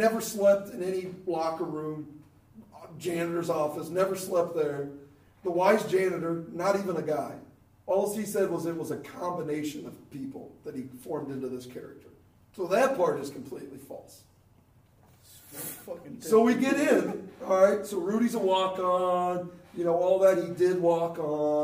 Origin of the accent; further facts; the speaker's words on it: Ohio, United States; me and my brother, growing up in Ohio